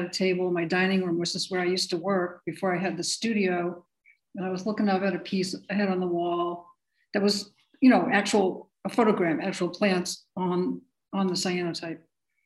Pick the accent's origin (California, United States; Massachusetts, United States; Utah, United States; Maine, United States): Massachusetts, United States; I grew up in Massachusetts